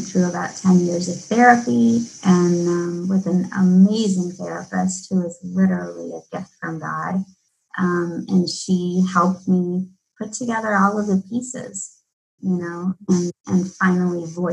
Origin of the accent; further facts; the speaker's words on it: Midwest, United States; Everything that I'd been taught growing up in the Midwest